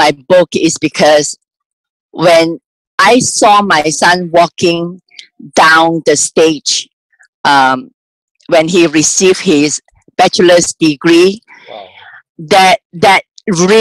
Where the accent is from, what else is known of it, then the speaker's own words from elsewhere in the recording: Malaysia; moved away as an adult; now in United States; I was born and raised in Malaysia. I came here about 30 years ago.